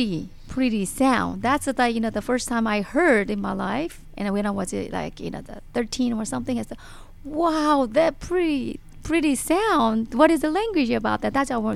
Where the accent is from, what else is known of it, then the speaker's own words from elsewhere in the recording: North Korea; English is a second language; because as you know, we are actually Korean people. We came from the North Korea, South Korea. We know what is the socialism.